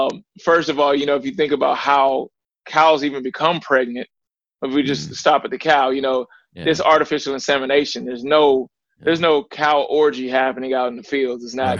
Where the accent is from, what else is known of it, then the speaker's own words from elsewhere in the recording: the South, United States; I grew up in the South. I was also a butcher at one point in my life.